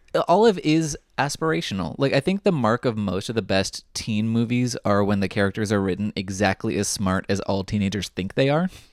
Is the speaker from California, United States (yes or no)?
yes; Southern California, United States; I grew up in Southern California